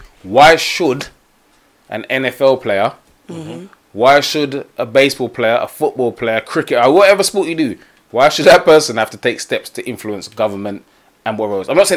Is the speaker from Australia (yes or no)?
no; United Kingdom; We're British